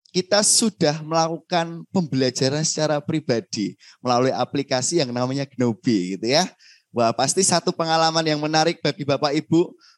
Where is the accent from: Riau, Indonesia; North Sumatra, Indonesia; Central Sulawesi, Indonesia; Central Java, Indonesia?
Central Java, Indonesia; Semarang; Baik Bapak Ibu perkenalkan saya … begitu ya. Ada saya dari Semarang yang nanti akan bantu Bapak Ibu gitu ya.